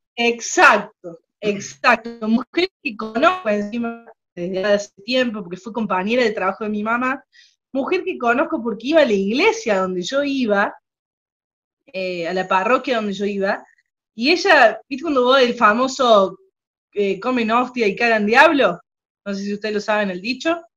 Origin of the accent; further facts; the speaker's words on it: Córdoba, Argentina; accent: cordobés; also born or lived in General Cabrera, Córdoba; Soy de la, de Argentina, provincia de Córdoba, que está en el medio de Argentina.